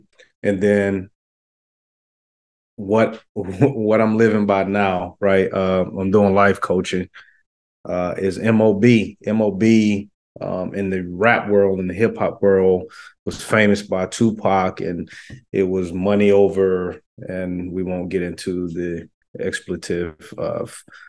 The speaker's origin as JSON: {"language": "English", "region": "the South", "country": "United States", "said": "I was a fan, and I'm from the South, so"}